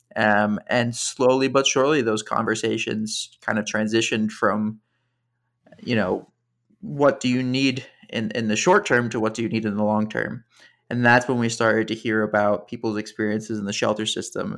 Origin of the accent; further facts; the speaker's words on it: just outside Princeton, suburban New Jersey, United States; moved away as an adult; now in New York City, United States; I grew up in suburban New Jersey, just outside Princeton.